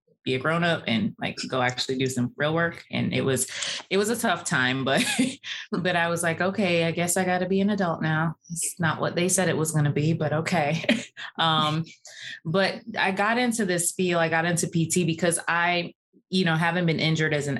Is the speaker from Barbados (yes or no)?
yes; Barbados; also born or lived in New York; now in Atlanta, United States; I grew up in Barbados. That's where I was born and raised.